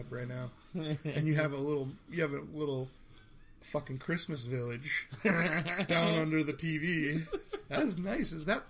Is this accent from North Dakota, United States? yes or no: yes; Minot, North Dakota, United States; moved away; So I'm from Minot.